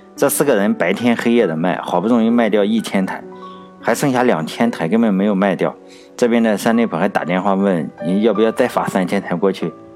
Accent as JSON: {"language": "Chinese", "country": "China", "said": "咱们大陆这边都叫桃子公主"}